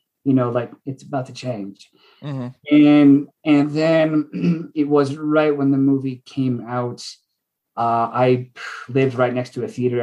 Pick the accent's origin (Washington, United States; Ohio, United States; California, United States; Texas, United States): Washington, United States; moved away; I'm from Washington.